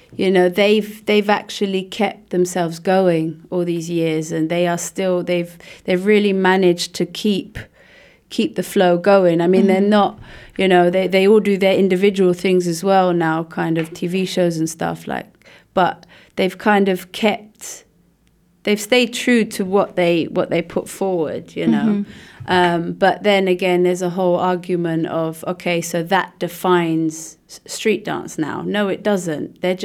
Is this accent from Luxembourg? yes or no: yes; Luxembourg; With my company, and then I'm from Luxembourg, and yeah. I had my roots here before I left.